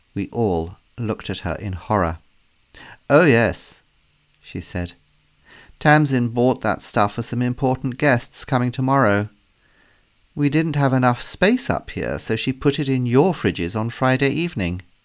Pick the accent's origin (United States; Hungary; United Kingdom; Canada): United Kingdom; England; as a English person